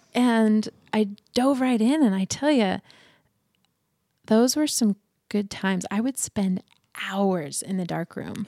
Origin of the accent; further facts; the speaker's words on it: Boise, Idaho, United States; also born or lived in Oregon; I was born and raised in Boise.